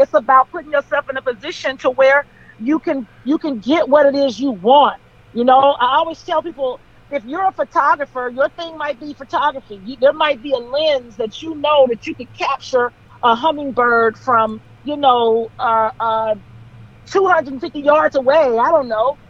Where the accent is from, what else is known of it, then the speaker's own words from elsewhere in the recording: Compton, California, United States; I grew up in Compton